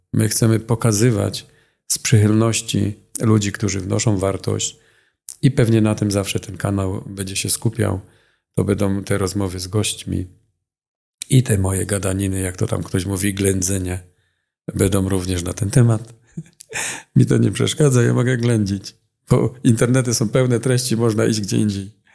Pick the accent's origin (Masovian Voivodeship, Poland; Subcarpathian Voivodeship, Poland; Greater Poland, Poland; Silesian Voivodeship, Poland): Silesian Voivodeship, Poland; accent: Silesian; Jako Ślązak mam jakieś jeszcze i akcent